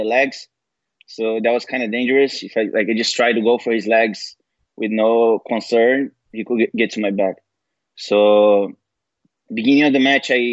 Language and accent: English; Niterói, Rio de Janeiro, Brazil; moved away; the gym I started training at in my hometown, Niterói, in Rio